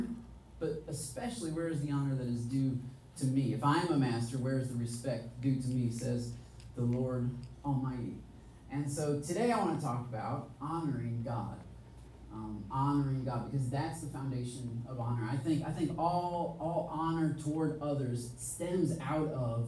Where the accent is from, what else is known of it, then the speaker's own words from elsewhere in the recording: Michigan, United States; moved away; We're both from Michigan